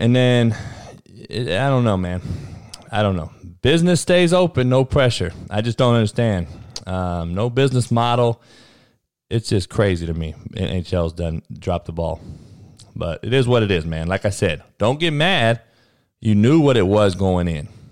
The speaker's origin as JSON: {"language": "English", "town": "Compton", "region": "California", "country": "United States", "tie": "born or raised there", "said": "I was the only white boy growing up in Compton during the eighties and nineties"}